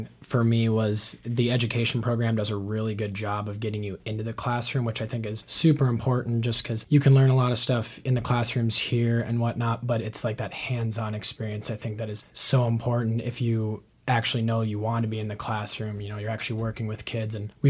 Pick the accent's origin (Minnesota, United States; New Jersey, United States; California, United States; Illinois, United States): Minnesota, United States; Moorhead; moved away as an adult; now in Sioux Falls, United States; being from Moorhead, Minnesota, which is right next to Fargo